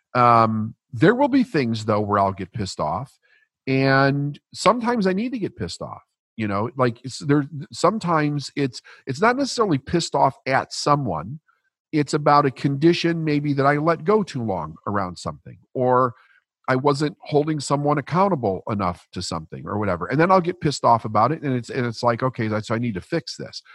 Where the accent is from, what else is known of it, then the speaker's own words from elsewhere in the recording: Chicago, Illinois, United States; I was raised Catholic in Chicago, middle class, working class, broken family